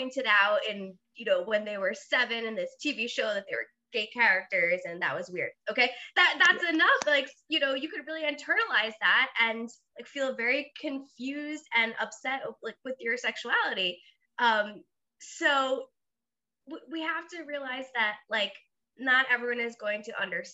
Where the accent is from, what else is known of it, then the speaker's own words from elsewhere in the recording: Long Island, New York, United States; moved away as an adult; also born or lived in Blacksburg, Virginia; I grew up in New York, and then I, you know, Long Island, we're pretty open-minded